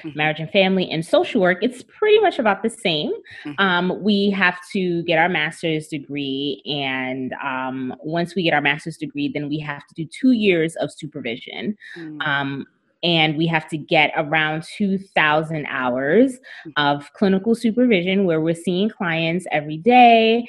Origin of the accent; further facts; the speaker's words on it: New York City, New York, United States; moved away as an adult; now in South Florida, United States; I'm from New York City, from Brooklyn